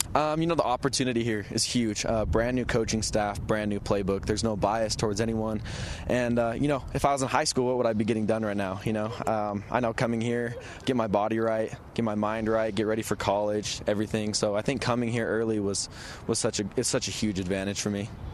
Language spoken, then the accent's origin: English; Utah, United States; I'm from Utah